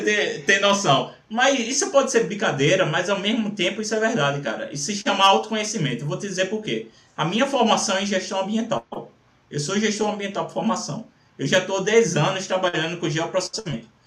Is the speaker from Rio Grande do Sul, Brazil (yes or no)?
no; Recife, Pernambuco, Brazil; eu sou de Recife